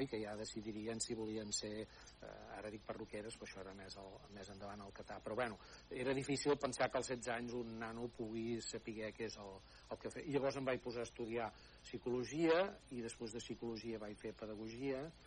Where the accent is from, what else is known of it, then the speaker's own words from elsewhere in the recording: El Pont de Vilomara, Catalonia, Spain; also born or lived in Barcelona; néixer a la cartera del Pont de Vilomara, que és on segueixo, on segueixo vivint